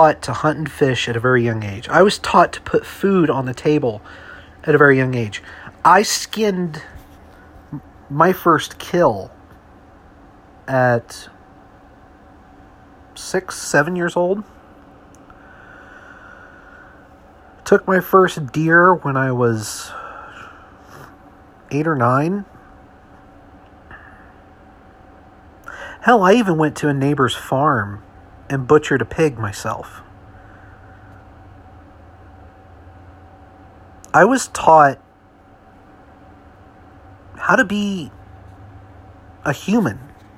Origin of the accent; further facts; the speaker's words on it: United States; I'm an American, born and raised in this country.